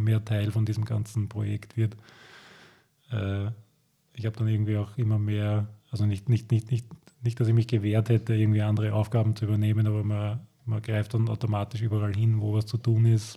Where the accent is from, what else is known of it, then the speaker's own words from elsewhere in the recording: Lower Austria, Austria; ich komme auch aus Niederösterreich